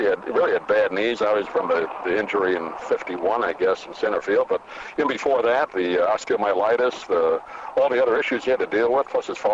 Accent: New York, United States; I grew up in New York

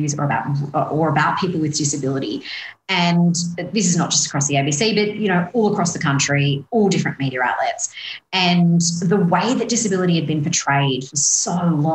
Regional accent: Sydney, New South Wales, Australia; I grew up in Western Sydney

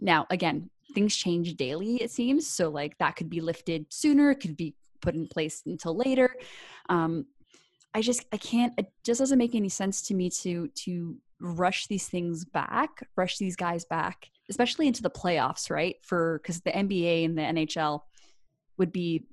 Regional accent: Canada; we're Canadian.

